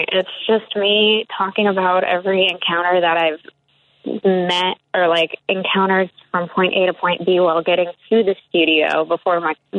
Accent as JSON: {"language": "English", "town": "Chicago", "region": "Illinois", "country": "United States", "tie": "born or raised there", "said": "I'm from Chicago."}